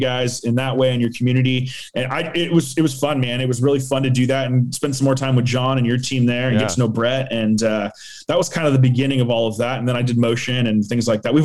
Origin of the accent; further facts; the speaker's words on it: Danville, California, United States; now in Turlock, United States; I am originally from the East Bay. I'm from Danville. I'm a Danville kid